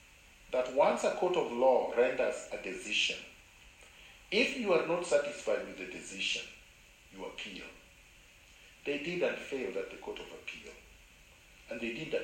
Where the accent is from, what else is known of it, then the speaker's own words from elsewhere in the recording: Kenya; moved away as an adult; also born or lived in Canada; I was born in Kenya. Nobody can deny that. I went to Kenyan schools